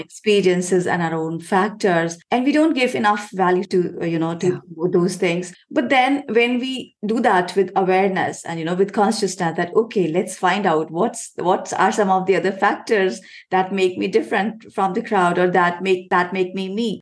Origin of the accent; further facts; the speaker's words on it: India; I come from India